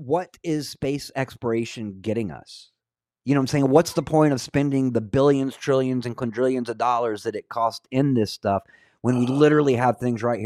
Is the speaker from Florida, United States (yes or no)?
yes; North Florida, United States; When I was a kid, I grew up in North Florida